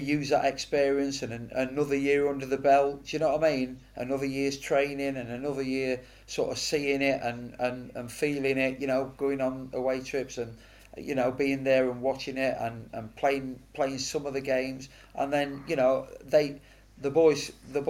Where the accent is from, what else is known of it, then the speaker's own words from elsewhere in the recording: Mansfield, East Midlands, United Kingdom; also born or lived in Oxford; now in Oxford area, United Kingdom; be captain of my hometown club